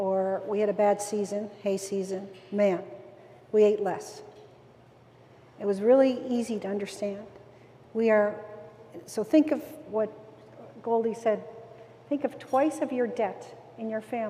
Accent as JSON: {"language": "English", "region": "East Coast", "country": "Canada", "said": "I come from the East Coast, and so the fishery industry is so important to us"}